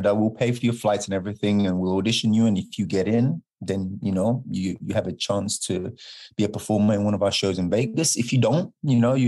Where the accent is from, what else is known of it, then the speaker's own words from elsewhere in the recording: London, United Kingdom; moved away; I'm from London